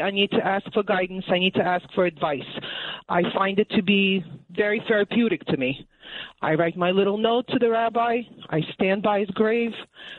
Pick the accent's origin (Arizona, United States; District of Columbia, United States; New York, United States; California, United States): New York, United States; Brooklyn; now in Great Neck, United States; I'm a New Yorker through and through. Even though I moved to Great Neck